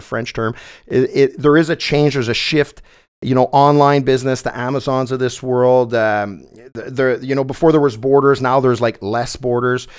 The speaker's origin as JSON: {"language": "English", "town": "Saint-Bruno-de-Montarville", "region": "Quebec", "country": "Canada", "tie": "born or raised there", "said": "St. Bruno, which is my hometown on the South Shore of Montreal"}